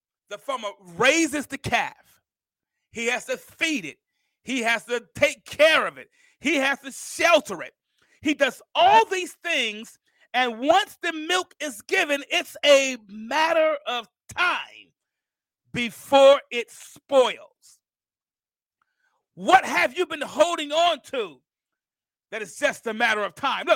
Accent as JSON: {"language": "English", "town": "Mount Vernon", "region": "New York", "country": "United States", "moved": "yes", "lives_now": "Alabama, United States", "said": "I'm from Mount Vernon, New York, and my grandmother lived here in Alabama"}